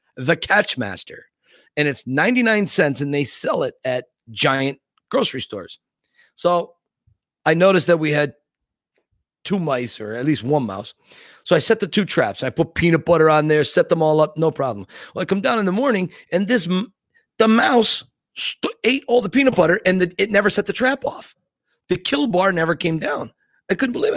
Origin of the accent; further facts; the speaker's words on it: Scranton, Pennsylvania, United States; Scranton, my hometown